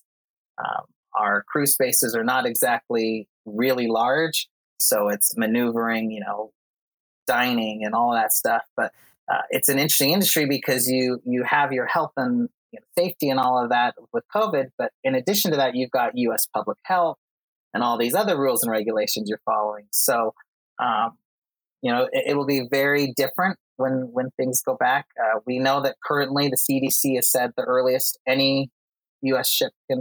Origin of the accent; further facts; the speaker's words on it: Utah, United States; also born or lived in Costa Rica; I'm from Utah.